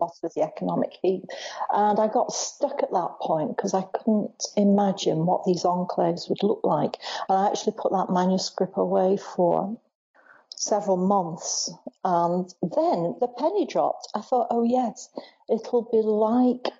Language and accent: English; Bolton, North West England, United Kingdom; I grew up in Bolton